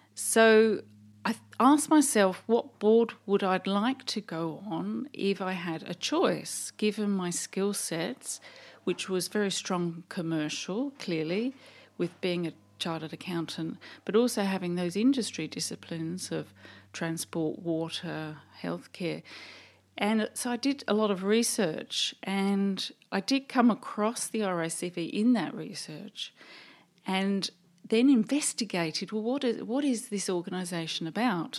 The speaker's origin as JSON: {"language": "English", "region": "England", "country": "United Kingdom", "also_born_or_lived": "London", "moved": "as an adult", "lives_now": "Australia", "said": "You can probably tell by my accent that I actually come from the U K, England, And we decided, uh, my husband and I to emigrate in nineteen eighty-seven"}